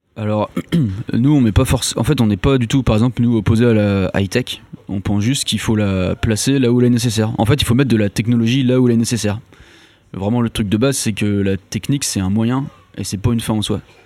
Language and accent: French; Brittany, France; also born or lived in Nantes; Je viens de Bretagne à la base.